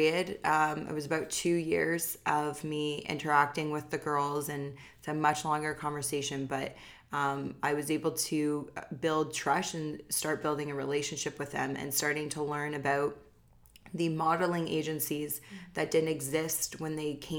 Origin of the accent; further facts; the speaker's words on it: Oakville, Ontario, Canada; I grew up in Oakville, which is, you know, one of the most affluent cities in all of Canada